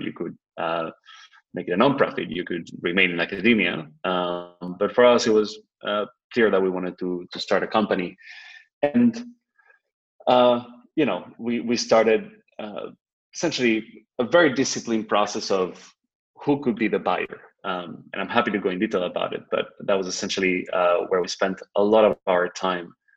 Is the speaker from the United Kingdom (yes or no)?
no; Spain; moved away as an adult; also born or lived in New York, United States / Boston, United States; I'm originally from Spain, and I spent the last uh, decade or so in the United States between New York and Boston